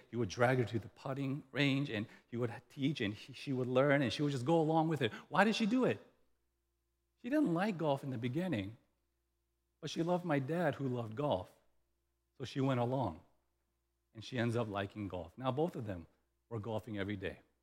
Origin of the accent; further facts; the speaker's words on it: the South, Louisiana, United States; moved away; we grew up in the South, and in the South, when I was in elementary school